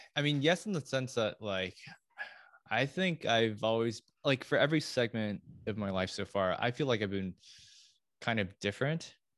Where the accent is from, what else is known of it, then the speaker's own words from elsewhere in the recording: Lafayette, California, United States; moved away; I'm from Lafayette, from the Bay Area